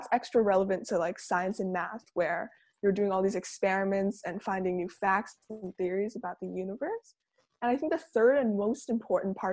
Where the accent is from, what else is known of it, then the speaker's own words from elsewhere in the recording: Langley, British Columbia, Canada; I'm from Langley, British Columbia in Canada.